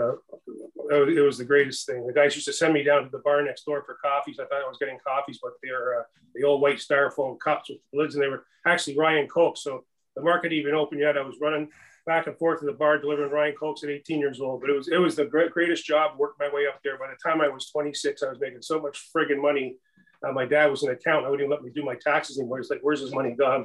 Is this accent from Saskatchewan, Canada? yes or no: no; Orillia, Ontario, Canada; also born or lived in Mimico, Toronto; Aurelia, my hometown